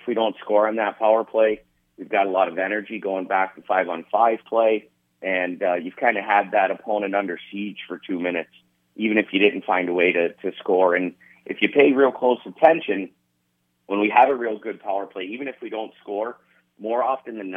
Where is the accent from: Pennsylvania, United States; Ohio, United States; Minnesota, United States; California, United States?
Ohio, United States; Youngstown; now in Lincoln, United States; I'm from Youngstown.